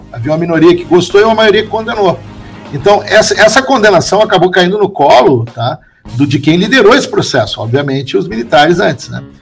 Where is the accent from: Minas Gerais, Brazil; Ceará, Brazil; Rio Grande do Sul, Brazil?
Rio Grande do Sul, Brazil; also born or lived in Porto Alegre; eu continuo gostando do Grande Sul, continuo gostando de Porto Alegre, da minha cidade natal, não Pedrito. E gostei, aprendi a gostar de Santa Catarina. No começo não foi fácil quando eu vim, vim para cá, né?